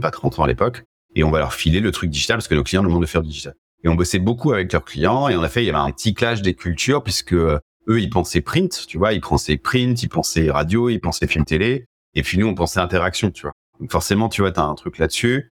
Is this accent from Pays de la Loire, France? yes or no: yes; Angers, Pays de la Loire, France; now in Paris, France; je viens d'Angers à la base, charmante ville de l'ouest de la France